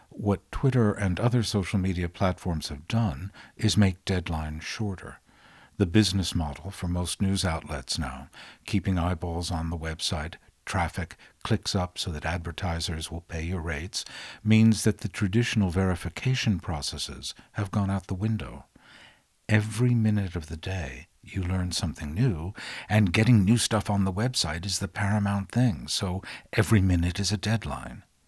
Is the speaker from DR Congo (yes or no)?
no; London, United Kingdom; As a Londoner, I'm gonna tell you